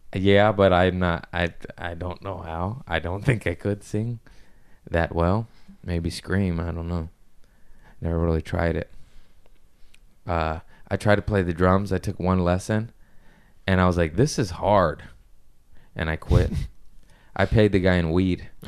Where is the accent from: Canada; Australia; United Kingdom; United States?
United States; I'm just American